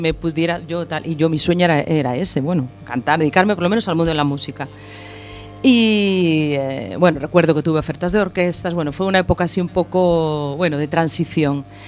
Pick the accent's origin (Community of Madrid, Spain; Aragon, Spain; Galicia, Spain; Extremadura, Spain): Galicia, Spain; como soy gallega